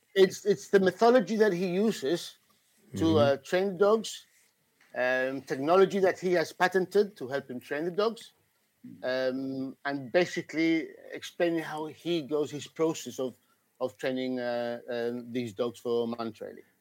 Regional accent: Gibraltar; I'm British actually, uh, from down down under South Spain, from Gibraltar

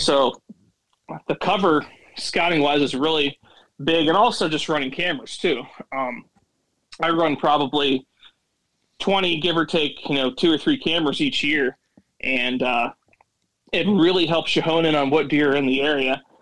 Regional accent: Williamsport, Pennsylvania, United States; I'm from North Central PA, so I live in Williamsport, which is known for the Little League World Series, and it's pretty much right that smack dab middle of the state up north a little bit, and uh, pretty much lived here all lived this area all my life

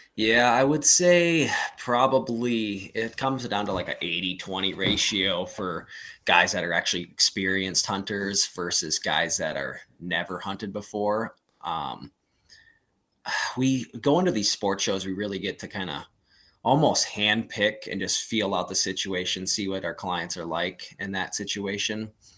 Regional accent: Plains, Montana, United States; I was born in Plains, so it's right next to Thompson Creek, and that's where I graduated high school and all that stuff up there

